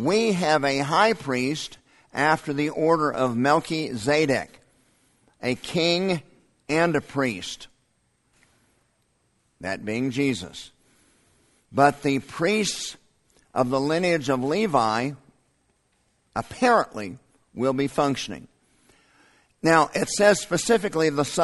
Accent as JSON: {"language": "English", "country": "United States", "said": "American Christians living in 2021"}